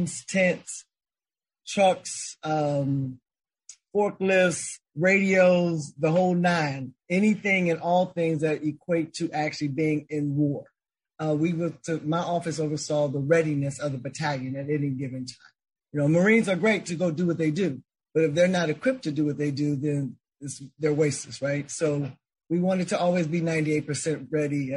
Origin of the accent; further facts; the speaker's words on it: Chicago, Illinois, United States; It was an easy transition growing up in Chicago